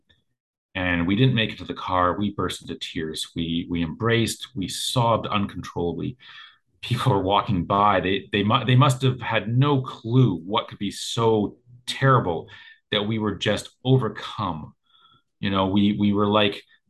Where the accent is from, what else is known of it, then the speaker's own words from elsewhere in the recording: Canada; I'm Canadian